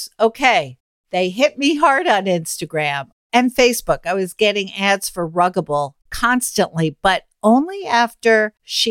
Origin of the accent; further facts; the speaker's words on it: New York City, New York, United States; I grew up in Manhattan